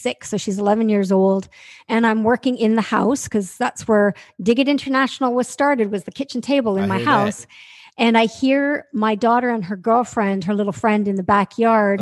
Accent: Canada; I'm from Canada. So I'm sitting in my office in Toronto speaking to you right now.

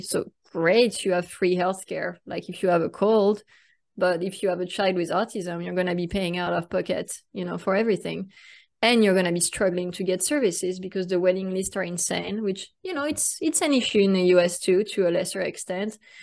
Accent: France; accent: French; English is a second language; now in Austin, United States; I was uh, born and raised in France. That's why you hear an accent

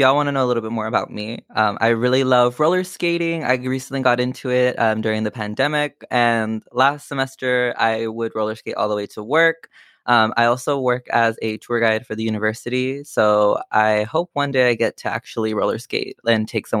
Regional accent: Donna, Texas, United States; moved away as an adult; now in Austin, United States; I'm from a really, really small town called Donna, Texas. I moved over here just for university, and I'm currently on my last year at the University of Texas.

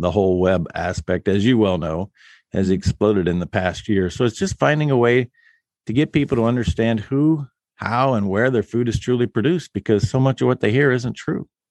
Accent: West Central Illinois, United States; moved away as an adult; now in Nebraska, United States; my family came from Germany to West Central Illinois in eighteen thirty-two. And, um, I left Illinois because I saw the writing on the wall in nineteen eighty-eight

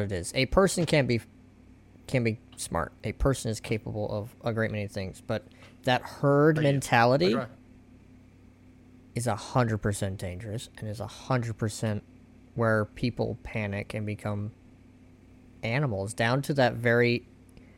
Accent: United States; I'm American

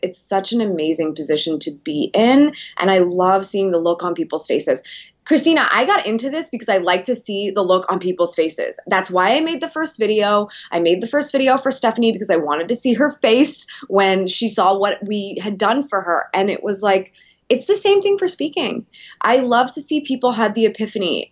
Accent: Columbus, Ohio, United States; I'm from Columbus

